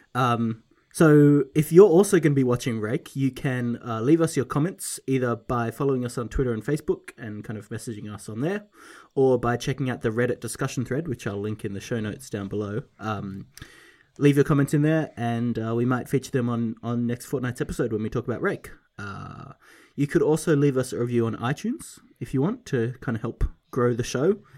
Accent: Australia; I, as an Australian

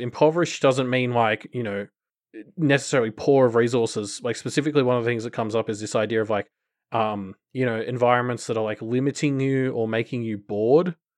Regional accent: Australia; as an Australian

